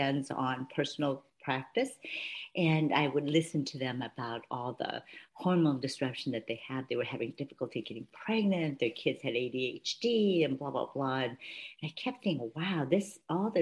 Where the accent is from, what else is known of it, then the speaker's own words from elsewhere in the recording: Palo Alto, California, United States; moved away as an adult; also born or lived in St. Louis; I grew up in Palo Alto, went to Stanford University, ended up going to Washington University Med School in St. Louis